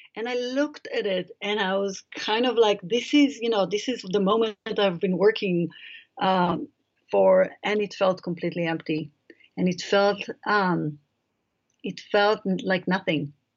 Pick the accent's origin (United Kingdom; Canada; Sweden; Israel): Israel; moved away; I grew up in Israel um, in a kibbutz